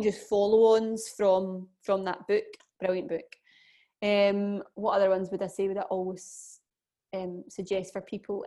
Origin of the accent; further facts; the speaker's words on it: Scotland, United Kingdom; being Scottish